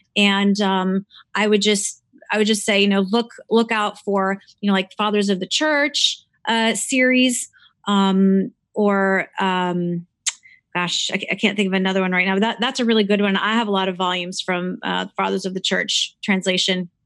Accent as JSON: {"language": "English", "town": "Cleveland", "region": "Ohio", "country": "United States", "tie": "born or raised there", "said": "I was not born in Romania. I was born actually in Cleveland, Ohio"}